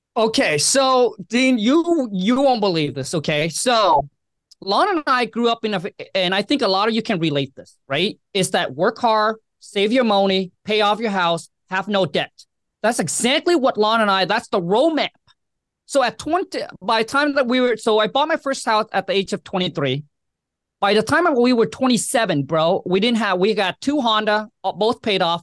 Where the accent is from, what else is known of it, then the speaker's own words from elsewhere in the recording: Vietnam; also born or lived in Washington State; now in Washington, United States; I was born and raised in Vietnam